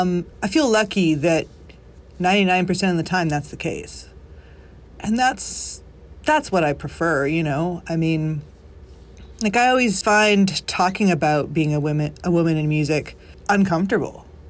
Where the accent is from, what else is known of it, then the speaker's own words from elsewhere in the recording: Canada; moved away as an adult; now in Nashville, United States; we're both from Canada